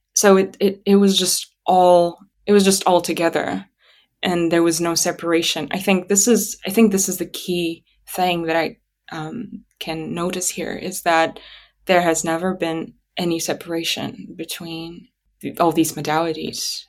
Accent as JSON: {"language": "English", "town": "Atyrau", "region": "Atyrau Region", "country": "Kazakhstan", "tie": "born or raised there", "first_language": "Russian", "second_language": "English", "moved": "as an adult", "said": "this place where I was born and where I lived until twenty twenty-one, really. um, Atarau, my hometown, um, the western part of Kazakhstan near the Caspian Sea"}